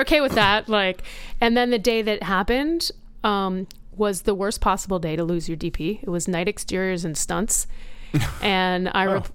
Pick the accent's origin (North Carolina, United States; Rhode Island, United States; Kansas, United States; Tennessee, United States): Rhode Island, United States; moved away; I grew up in Rhode Island.